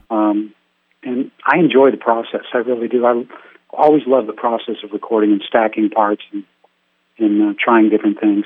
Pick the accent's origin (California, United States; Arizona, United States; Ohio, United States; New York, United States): California, United States; San Francisco Bay Area; I grew up in San Francisco Bay Area.